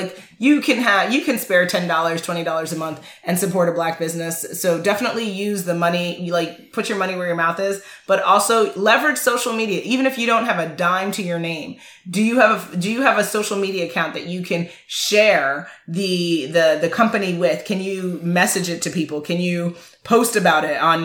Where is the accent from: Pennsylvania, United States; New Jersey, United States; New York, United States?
New York, United States; New York City; growing up in Manhattan